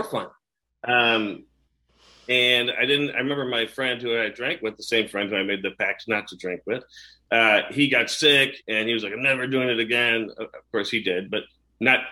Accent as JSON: {"language": "English", "town": "Chicago", "region": "Illinois", "country": "United States", "tie": "born or raised there", "said": "I grew up in the suburbs of Chicago, two loving parents, brother and sister, great family"}